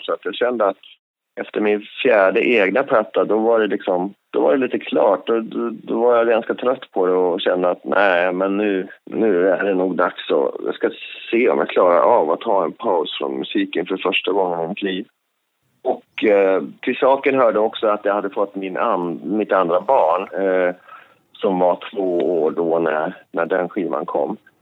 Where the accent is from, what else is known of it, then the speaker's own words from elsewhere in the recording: Alfta, Gävleborg County, Sweden; jag växte upp på landet i Hälsingland